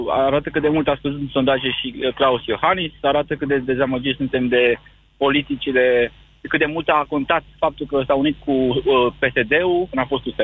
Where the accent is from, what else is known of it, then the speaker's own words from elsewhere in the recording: Domnești, Ilfov, Romania; sunt din Ilfov, din Domnești.